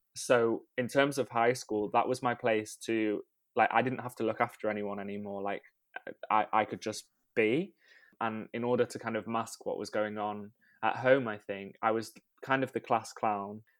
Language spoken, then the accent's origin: English; Rhyl, Wales, United Kingdom; I grew up in North Wales, uh, in a town called Rhyl